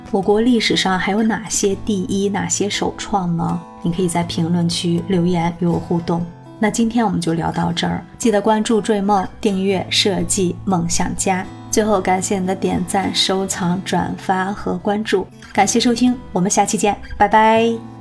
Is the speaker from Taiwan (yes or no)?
no; China; 我们中国人的奢侈品